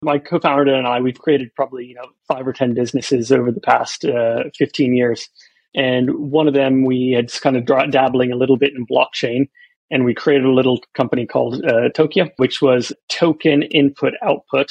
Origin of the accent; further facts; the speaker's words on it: Florida, United States; also born or lived in Alabama; I was born in America, so I was born in Alabama, grew up in Florida